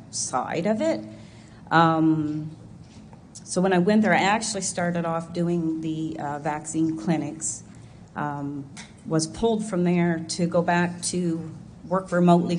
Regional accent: Oxford, Nova Scotia, Canada; I'm from Oxford, here in Nova Scotia

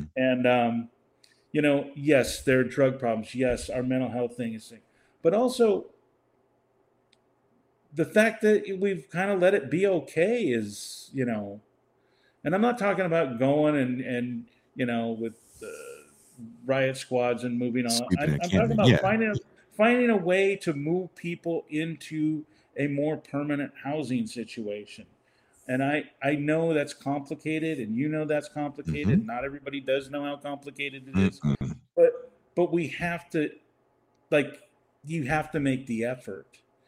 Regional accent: Mexico; born there; Go out in the streets, and I was born in Mexico.

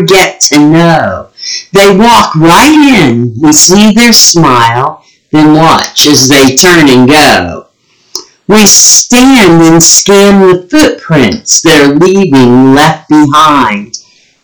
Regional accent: West Virginia, United States; moved away; one was a friend I grew up with in West Virginia

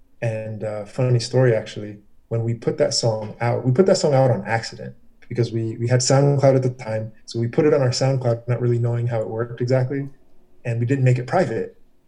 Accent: Herndon, Virginia, United States; also born or lived in Reston; Green was because I came from Herndon, moved into Reston to go to South Lakes.

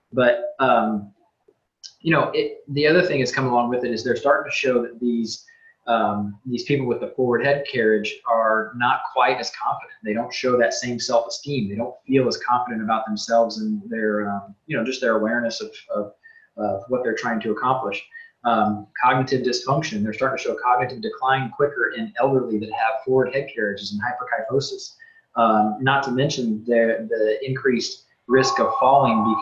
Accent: Centralia, United States; growing up in Centralia, there was definitely from whether it was parents or grandparents, we were reminded regularly to correct our posture

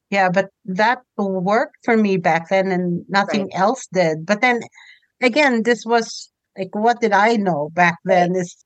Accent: Philippines; now in Canada; we moved from the Philippines to Canada.

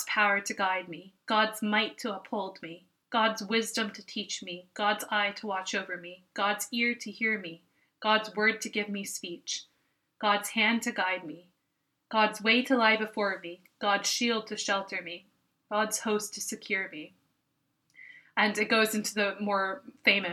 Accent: United States; now in Ireland; I am an American, but I do live here

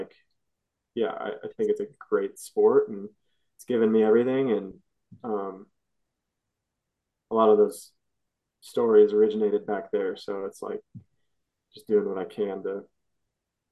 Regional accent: Sioux Falls, South Dakota, United States; moved away; I grew up in Sioux Falls and my family's all there

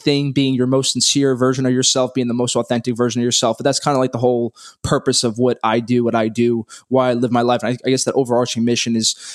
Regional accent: New York City, New York, United States; I grew up in Brooklyn, New York, born and raised. I haven't left

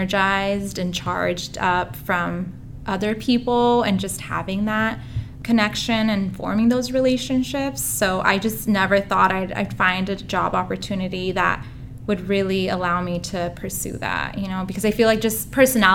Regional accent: Southern California, United States; moved away as an adult; now in Oregon, United States; I'm actually originally from Southern California. So Oregon is somewhat new to me

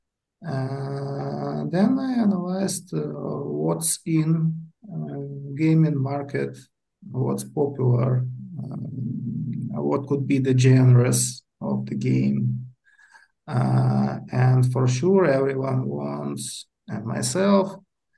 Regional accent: Kyiv, Ukraine; I'm from Kiev, Ukraine. Living here all my life.

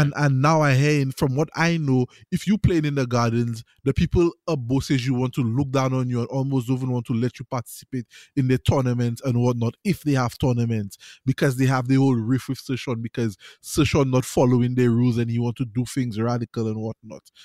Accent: St. Lucia; I play tennis in Saint Lucia, I grew up playing tennis in Saint Lucia

